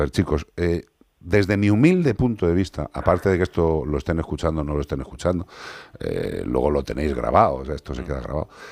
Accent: Ourense, Galicia, Spain; en Ourense, en mi tierra.

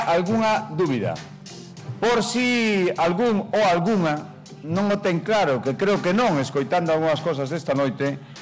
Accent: Galicia, Spain; en mi tierra

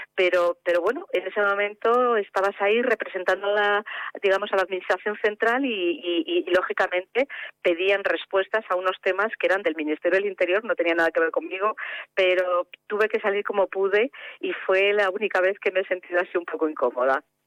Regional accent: Navarre, Spain; moved away as an adult; todo el mundo me conoce como, como una persona de Navarra

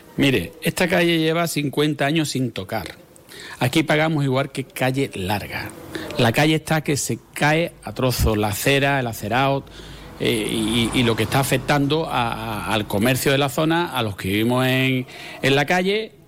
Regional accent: Jerez de la Frontera, Andalusia, Spain; Nosotros somos ciudadanos de Jerez

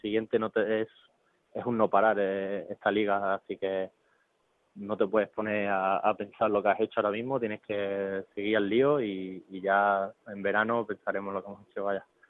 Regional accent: Málaga, Andalusia, Spain; yo soy malagueño

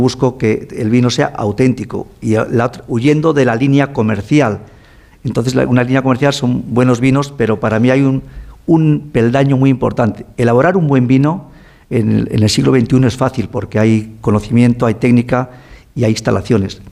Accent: Ribera del Duero, Castile and León, Spain; Yo nací en la Ribera del Duero, como dice mi madre, eh, naciste casi debajo de una planta, debajo de una cepa

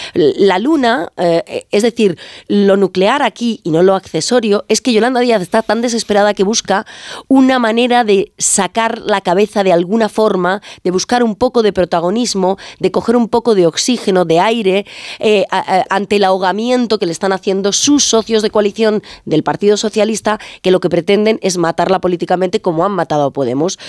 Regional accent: Ferrol, Galicia, Spain; otros somos de Ferrol

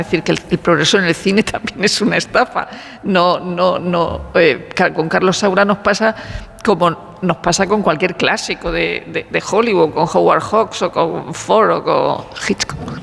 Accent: Region of Murcia, Spain; soy de Murcia

